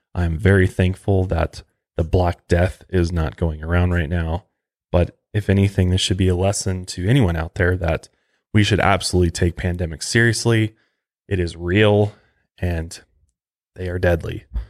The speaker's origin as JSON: {"language": "English", "region": "Colorado", "country": "United States", "tie": "born or raised there", "said": "right here in my home state of Colorado"}